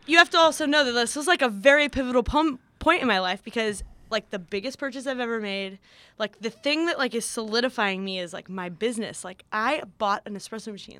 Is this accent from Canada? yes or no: no; Santa Barbara, California, United States; Santa Barbara is, uh, well known for being an expensive place, but, uh, it's also where I grew up